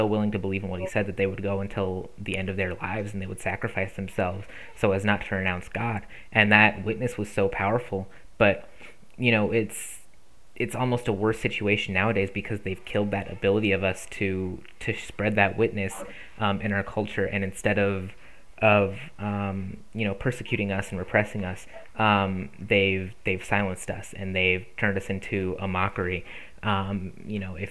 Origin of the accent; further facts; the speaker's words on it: United States; as American Christians